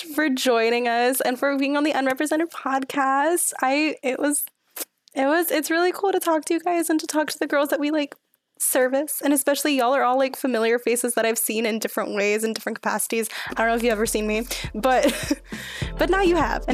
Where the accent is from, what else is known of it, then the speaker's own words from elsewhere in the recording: Houston, Texas, United States; moved away; I'm from Houston